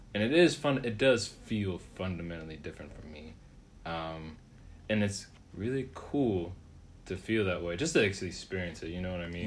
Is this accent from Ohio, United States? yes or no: yes; Reynoldsburg, Ohio, United States; also born or lived in Columbus, Ohio; I was born in Columbus, and I grew up in Reynoldsburg, which is just a nearby suburb of Columbus